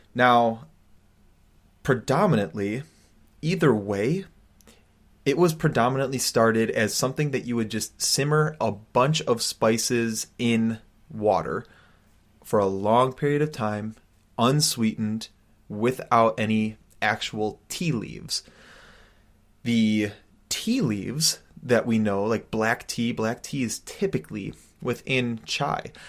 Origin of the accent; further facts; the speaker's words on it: United States; growing up as an American